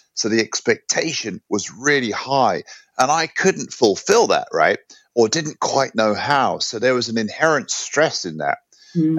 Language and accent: English; London, United Kingdom; also born or lived in New York / Hong Kong / San Francisco / Byron Bay; now in Sweden; I grew up in London. I've been living in Sweden now for over ten years, and I came here from New York